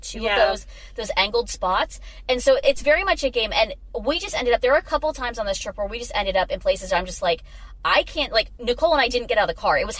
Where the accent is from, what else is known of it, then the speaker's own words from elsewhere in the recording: Pennsylvania, United States; I grew up in Pennsylvania